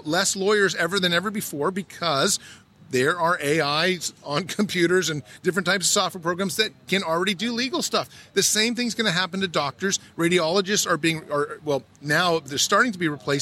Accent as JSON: {"language": "English", "region": "California", "country": "United States", "said": "I'm from California. In California, we have 19 million people"}